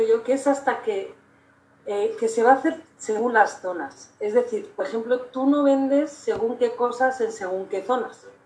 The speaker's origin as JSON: {"language": "Spanish", "country": "Spain", "moved": "yes", "lives_now": "Mexico", "said": "yo, que soy española"}